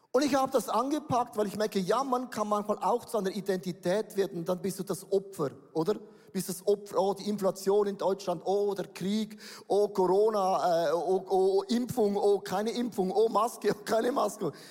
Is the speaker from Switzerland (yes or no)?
yes; Buchs, St. Gallen, Switzerland; ich komme aus Buchs. Wer kennt Buchs? Niemand kennt Buchs. Buchs ist da, wo der Rhein noch sauber ist, bevor er nach Holland kommt.